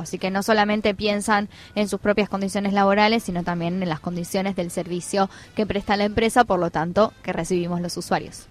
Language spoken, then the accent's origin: Spanish; Argentina; los 45 millones de argentinos que estamos atrás mirando